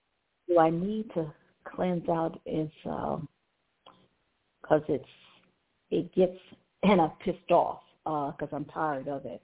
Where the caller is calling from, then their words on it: Cleveland, Ohio, United States; calling from Cleveland, Ohio.